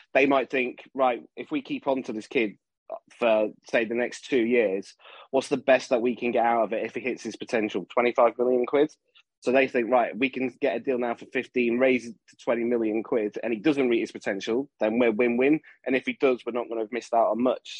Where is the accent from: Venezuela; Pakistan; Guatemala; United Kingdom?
United Kingdom; southern England; moved away as an adult; when I grew up down south, I used to go to all the all, all the games that were down south, all the London games, Southampton, places like that. And then when I moved back when I was 18